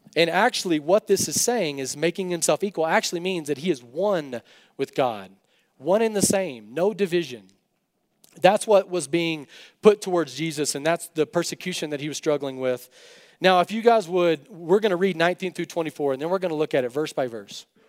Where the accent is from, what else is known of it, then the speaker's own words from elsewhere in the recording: West Texas, United States; I grew up in West Texas.